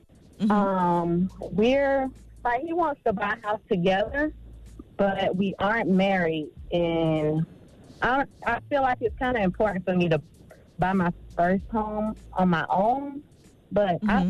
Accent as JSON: {"language": "English", "region": "Florida", "country": "United States", "said": "We're from Florida. Charlamagne, don't come for us. But and his parents, they have land in Central Florida."}